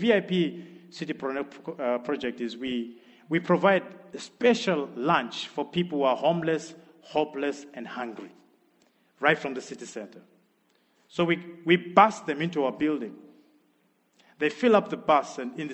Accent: Zimbabwe; moved away as an adult; also born or lived in Harare; now in Sheffield, United Kingdom; I'm from Zimbabwe

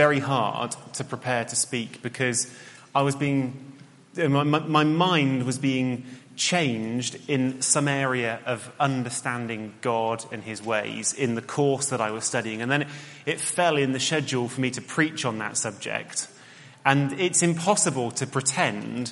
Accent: Cheltenham, South West England, United Kingdom; where I grew up in Cheltenham

